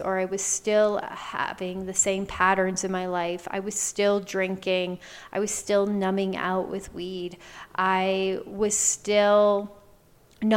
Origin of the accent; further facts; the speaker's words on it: Canada; moved away as an adult; I moved back home to my home province. I'm originally Canadian